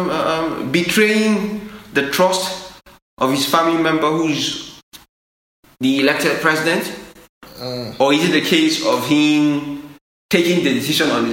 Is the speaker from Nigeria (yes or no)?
yes; Nigeria; as a Nigerian